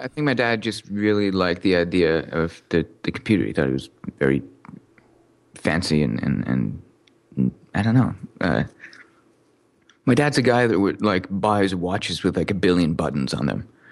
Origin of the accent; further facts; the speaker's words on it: Canada; also born or lived in Newcastle, England; I'm Canadian